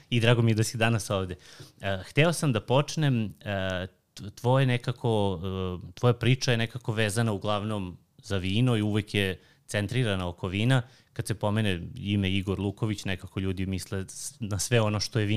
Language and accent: Croatian; Pirot, Southern and Eastern Serbia, Serbia; ja sam iz Pirota, pa da, da ono, volio sam da, kao da vam predstavim ovo, malo gastronomiju Pirota